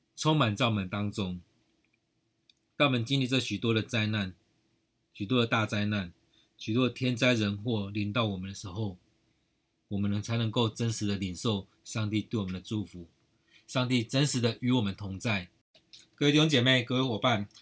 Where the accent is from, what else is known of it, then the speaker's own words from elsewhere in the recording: Taiwan; 我们台湾人真的很有爱心